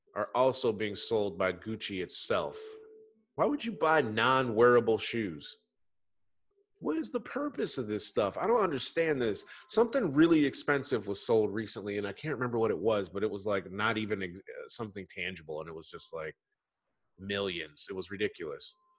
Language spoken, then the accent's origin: English; Michigan, United States; moved away; also born or lived in New York; I'm really from Michigan